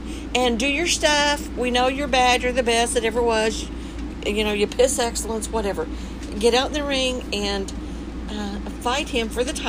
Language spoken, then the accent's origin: English; the South, United States; I'm from the South